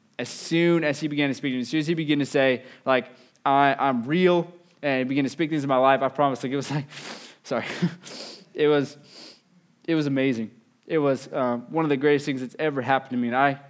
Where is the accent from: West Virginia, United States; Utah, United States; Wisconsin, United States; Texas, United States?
West Virginia, United States; I'm from West Virginia, but moved down.